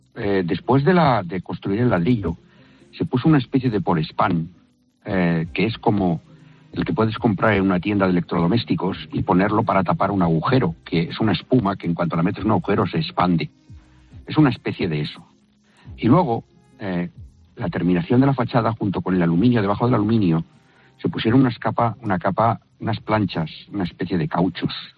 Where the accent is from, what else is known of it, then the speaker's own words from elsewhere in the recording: Valencia, Valencian Community, Spain; soy de Valencia